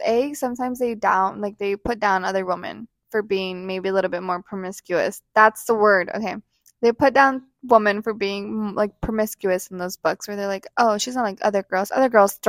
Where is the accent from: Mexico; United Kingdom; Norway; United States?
Mexico; first language Spanish; we're both Hispanic, we're both Latinas, we're both from Mexico, and we both speak Spanish